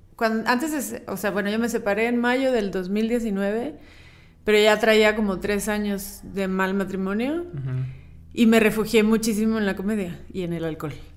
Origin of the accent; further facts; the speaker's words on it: Chiapas, Mexico; moved away; also born or lived in central Mexico; A mí me criaron en Chiapas, que es aquí básicamente es Guatemala